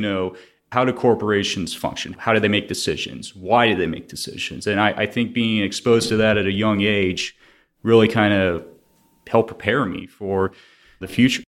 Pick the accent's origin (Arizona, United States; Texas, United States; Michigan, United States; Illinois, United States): Texas, United States; Houston; was born and raised in Houston